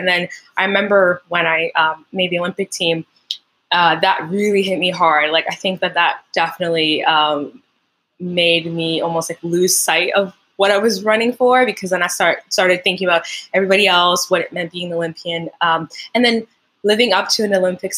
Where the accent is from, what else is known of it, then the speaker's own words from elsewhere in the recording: Montreal, Quebec, Canada; first language French; English is a second language; now in Ontario, Canada; I'm from Montreal. Originally, my first language is French, and then I learned English when I was like 7 or 8.